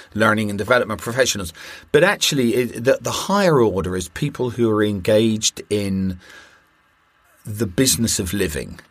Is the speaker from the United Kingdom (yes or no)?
yes; United Kingdom; I'm a Brit